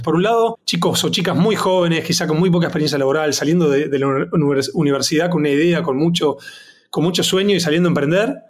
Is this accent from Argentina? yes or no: yes; Buenos Aires, Argentina; moved away as an adult; also born or lived in London; nací crecí en Buenos Aires, Argentina